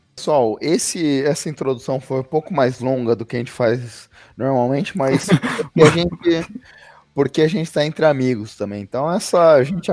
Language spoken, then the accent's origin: Portuguese; Brazil; a gente é brasileiro